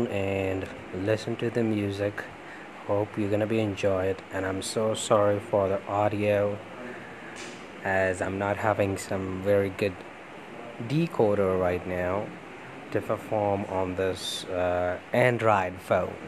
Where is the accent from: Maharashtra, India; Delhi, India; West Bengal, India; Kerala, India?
Delhi, India; New Delhi; I'm from India and New Delhi